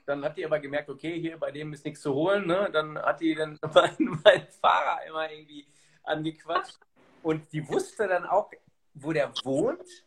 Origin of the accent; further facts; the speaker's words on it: Germany; ich bin ja selber Deutscher